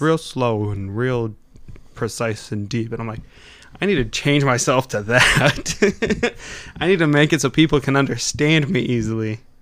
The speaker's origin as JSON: {"language": "English", "region": "Wisconsin", "country": "United States", "accent": "Wisconsin", "said": "I've noticed with Wisconsin accents too, is we really kinda slur our talk"}